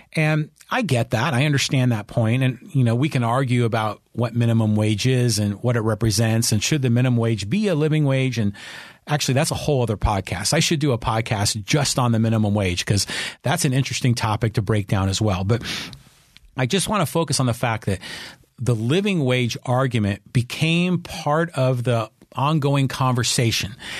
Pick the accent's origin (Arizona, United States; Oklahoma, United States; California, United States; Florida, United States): California, United States; Burlingame; now in San Diego, United States; I grew up in Burlingame